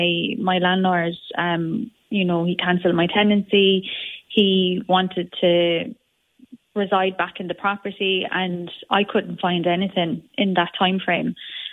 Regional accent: Limerick, Munster, Ireland; coming into Ireland at the moment, especially Limerick, because I'm from Limerick

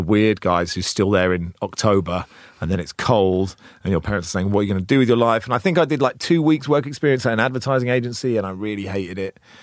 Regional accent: Cambridge, East of England, United Kingdom; also born or lived in Oxford; I grew up in Cambridge

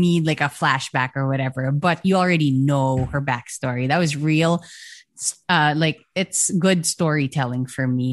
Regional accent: Philippines; I'm proud of being a Filipino, I'm proud of our language, our music

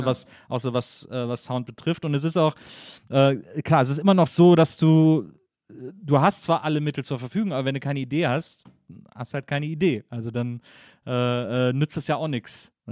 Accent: Cologne, North Rhine-Westphalia, Germany; ich komme ja aus Köln

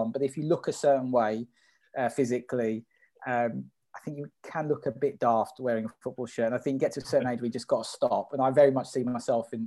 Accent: London, United Kingdom; I was from North London

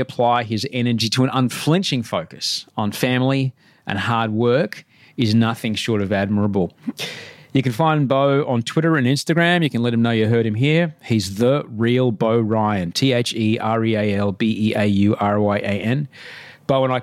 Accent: Brisbane, Queensland, Australia; I grew up in the suburbs of Brisbane

